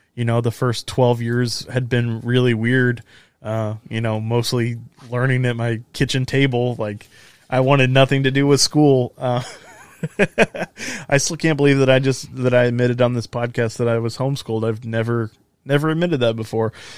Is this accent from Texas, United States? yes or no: yes; Texas, United States; I was born and raised in Texas, right here in the center of the Bible Belt